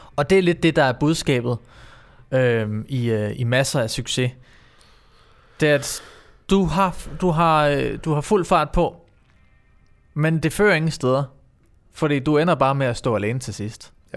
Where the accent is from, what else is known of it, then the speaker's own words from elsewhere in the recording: Herfølge, Zealand, Denmark; also born or lived in Roskilde / Sorø; jeg, er jo opvokset i Herfølge